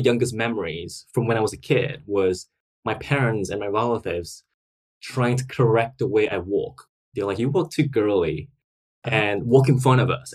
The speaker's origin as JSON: {"language": "English", "country": "Singapore", "tie": "born or raised there", "moved": "as an adult", "lives_now": "London, United Kingdom", "said": "So that's where I'm from originally. So I grew up in Singapore"}